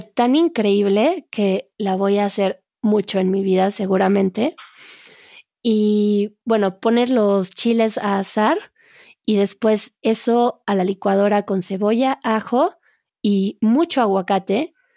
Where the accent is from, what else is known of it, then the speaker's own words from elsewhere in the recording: Mexico; yo como buena mexicana